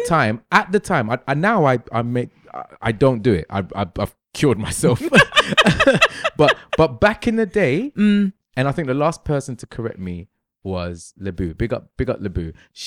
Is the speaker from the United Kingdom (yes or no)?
yes; London, United Kingdom; Just like the majority of Londoners, yeah? I was raised in London, so there's lots of things I say, fam, I say in it.